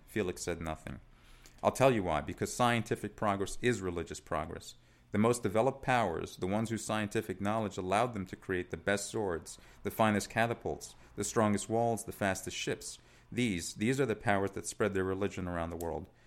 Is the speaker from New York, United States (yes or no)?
yes; New York City, New York, United States; also born or lived in Italy; so I was born in Italy, um, but I moved to New York. My dad's ori-, originally from New York, and we moved, uh, back in, uh, nineteen eighty-four when I was six years old, and we settled in Staten Island